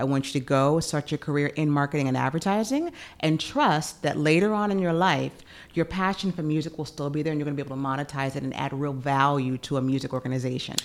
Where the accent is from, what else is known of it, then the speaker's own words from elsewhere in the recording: Memphis, Tennessee, United States; moved away; also born or lived in Chicago / New York; Growing up in Memphis